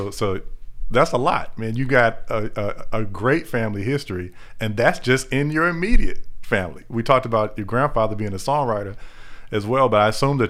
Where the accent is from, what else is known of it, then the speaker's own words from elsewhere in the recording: the South, United States; we grew up in the South as well, and you grew up going to church